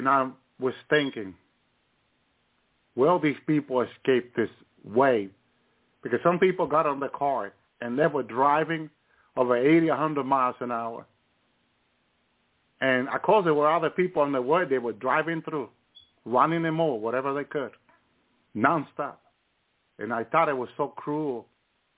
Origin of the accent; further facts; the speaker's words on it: Union City, New Jersey, United States; also born or lived in the island (unspecified); I grew up in Union City, New Jersey